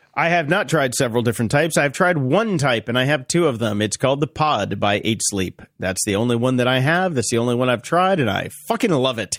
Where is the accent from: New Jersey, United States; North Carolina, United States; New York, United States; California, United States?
North Carolina, United States; moved away; I grew up in North Carolina